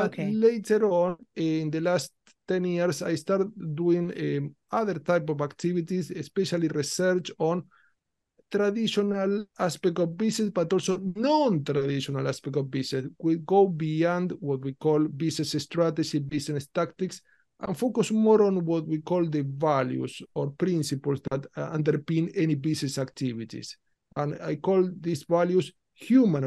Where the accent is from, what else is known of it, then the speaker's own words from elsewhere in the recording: Rosario, Santa Fe, Argentina; accent: mix of Spanish, Italian, Portuguese; English is a second language; moved away as an adult; now in London, United Kingdom; I'm Italian-Argentinian, so I was born in Argentina, in the city of Rosario